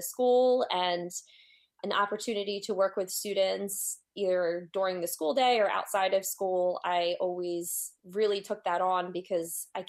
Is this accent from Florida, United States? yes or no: no; Washington Township, New Jersey, United States; I grew up in Washington Township, New Jersey, and went through Washington Township Public Schools.